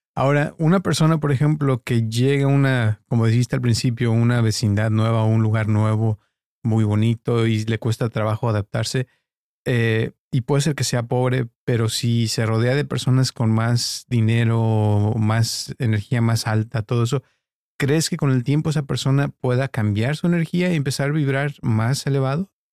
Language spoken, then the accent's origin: Spanish; Guadalajara, Jalisco, Mexico; also born or lived in Costa Mesa, United States; now in United States; yo crecí en, de chico en Guadalajara, en una colonia muy pobre que se llamaba Santa Teresita